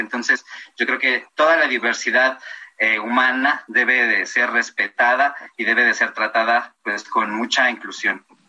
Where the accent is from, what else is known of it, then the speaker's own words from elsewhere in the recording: Mexico; de Venustiano Carranza